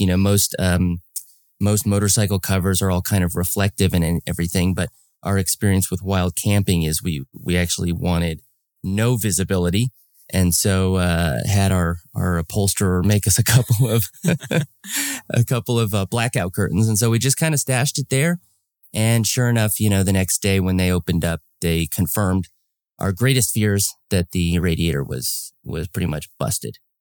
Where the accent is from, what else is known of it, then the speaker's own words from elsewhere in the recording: Los Angeles, California, United States; I'm from Los Angeles